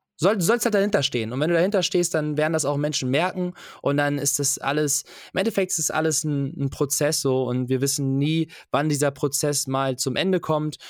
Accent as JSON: {"language": "German", "country": "Germany", "tie": "born or raised there", "said": "ich bin in Deutschland geboren"}